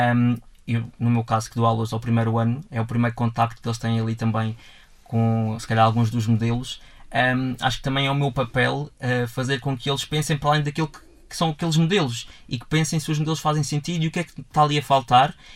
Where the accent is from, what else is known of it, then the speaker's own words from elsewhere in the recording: Portugal; nós, enquanto portugueses, num todo enquanto povo português